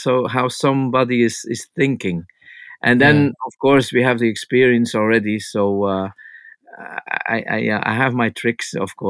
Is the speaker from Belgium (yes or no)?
yes; Flanders, Belgium; I'm from the Flemish part from Belgium